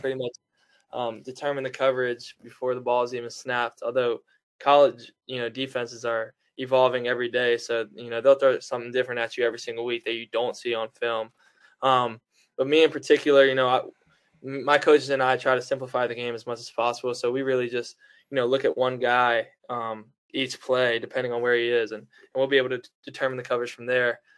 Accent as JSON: {"language": "English", "town": "Fairhope", "region": "Alabama", "country": "United States", "tie": "born or raised there", "said": "my hometown in Fairhope, Alabama"}